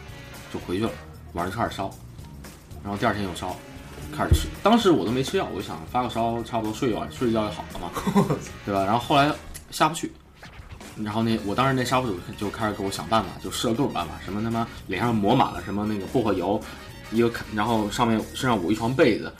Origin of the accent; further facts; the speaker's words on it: China; 然后我们中国人呢也念，他 他们好像就是说希望我们可能加入基督教吧